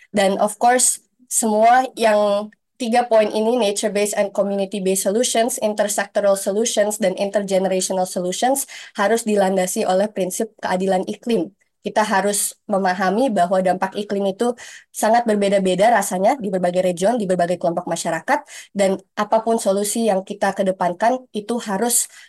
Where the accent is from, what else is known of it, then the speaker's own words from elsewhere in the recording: Kalimantan, Indonesia; di Kalimantan di mana saya berasal dari Kalimantan